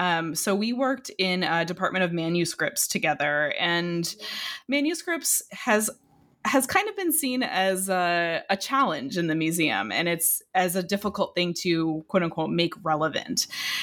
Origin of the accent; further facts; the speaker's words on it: Illinois, United States; which is very close to where I grew up in Illinois.